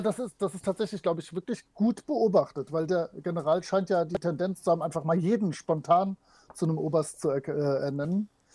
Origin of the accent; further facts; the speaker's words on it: Rhineland, Germany; Kölsch würde ich zur Not hinkriegen, also als, als Rheinländer.